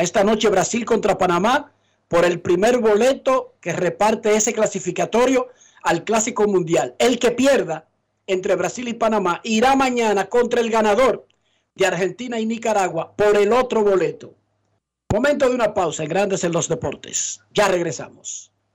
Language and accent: Spanish; Herrera, Distrito Nacional, Dominican Republic; moved away; salí de Herrera Dionisio